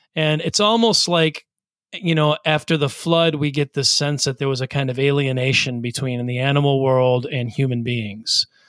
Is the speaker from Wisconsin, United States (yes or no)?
yes; Wisconsin, United States; Michael and I grew up in Wisconsin